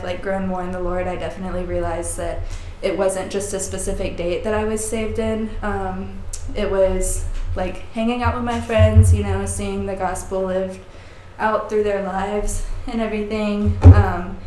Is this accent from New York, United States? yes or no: no; Sumter, South Carolina, United States; I was raised in Sumter, South Carolina, by my single father